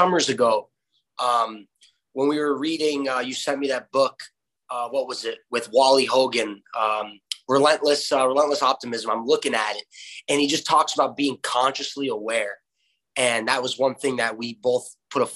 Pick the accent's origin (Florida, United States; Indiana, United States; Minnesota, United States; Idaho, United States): Florida, United States; my hometown where you and I and Timmy Kent all grew up playing against each other, with each other at Hertz Arena